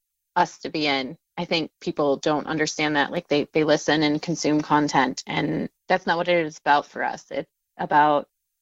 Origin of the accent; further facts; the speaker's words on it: North Dakota, United States; also born or lived in Maryland; So I grew up in North Dakota. My time was pretty much split between North Dakota and Maryland, not like my summers or my winters.